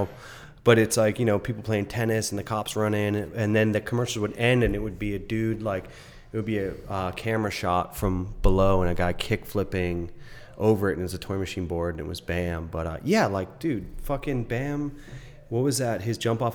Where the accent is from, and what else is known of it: Cape Cod, Massachusetts, United States; born or raised there; now in New York City, United States